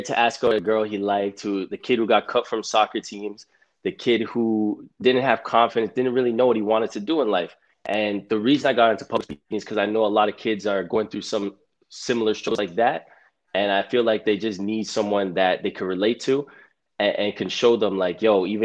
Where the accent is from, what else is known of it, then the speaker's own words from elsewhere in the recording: Toronto, Ontario, Canada; Born and raised in Toronto